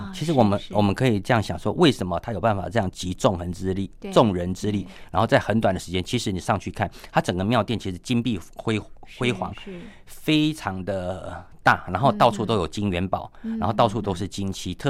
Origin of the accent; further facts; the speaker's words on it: Miaoli County, Taiwan; 你从苗栗这边沿海，其实有几间蛮有名的一个妈祖庙，有人有也许有去过。其实呃，在我家乡附近的有一个龙凤宫